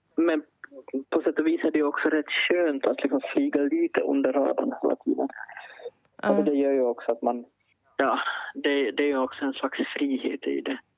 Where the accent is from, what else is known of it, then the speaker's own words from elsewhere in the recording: Finland; som finlandssvensk författare